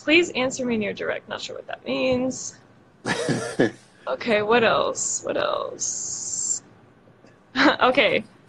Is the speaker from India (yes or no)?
no; Brazil; English is a second language; I'm from Brazil.